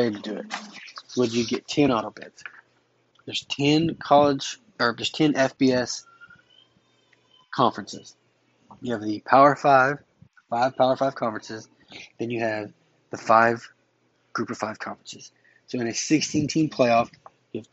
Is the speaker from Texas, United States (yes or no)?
yes; Texas, United States; I am from Texas. I went to Texas high schools